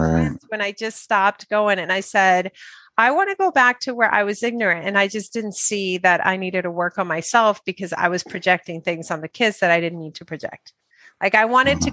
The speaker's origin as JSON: {"language": "English", "country": "Dominican Republic", "tie": "born or raised there", "also_born_or_lived": "New York, United States", "second_language": "English", "moved": "yes", "said": "I came from Dominican Republic and I went to New York"}